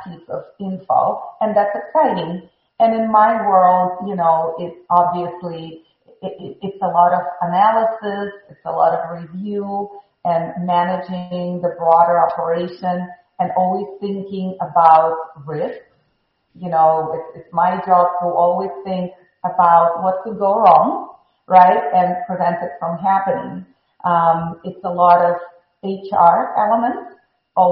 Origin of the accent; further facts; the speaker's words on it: Moscow, Russia; English is a second language; moved away as an adult; also born or lived in Chicago; now in Miami, United States; I was born in Moscow, Russia